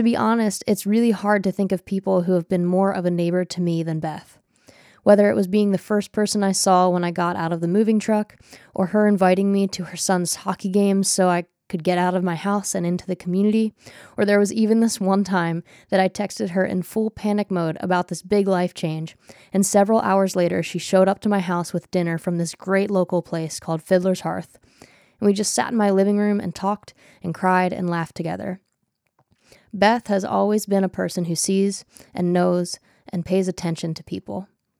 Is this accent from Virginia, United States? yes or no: no; Pennsylvania, United States; moved away as an adult; now in South Bend, United States; I moved here last fall from Pennsylvania, which is where I was born and raised and where I started my career. I moved to South Bend barely knowing anyone, and I moved for this job.